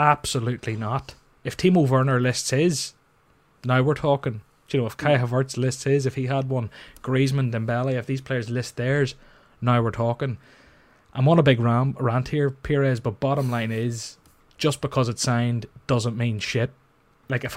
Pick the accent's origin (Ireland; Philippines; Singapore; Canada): Ireland; I'm Irish